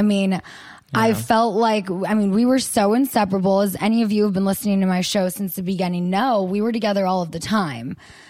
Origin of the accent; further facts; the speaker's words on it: United States; accent: American; my American accent